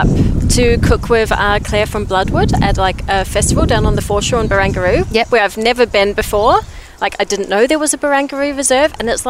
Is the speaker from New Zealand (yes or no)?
yes; New Zealand; moved away as an adult; also born or lived in Sydney; now in Tasmania, Australia; Well, I grew up in New Zealand